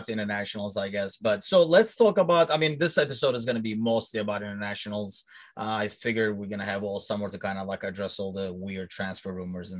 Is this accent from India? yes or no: no; Istanbul, Turkey; also born or lived in London, United Kingdom; now in Chicago, United States; I grew up in Istanbul